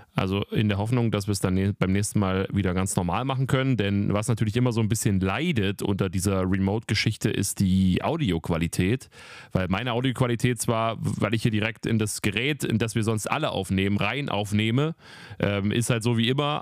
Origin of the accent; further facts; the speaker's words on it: near Weimar, Thuringia, Germany; moved away; Weimar, meine, meine alte Heimat fast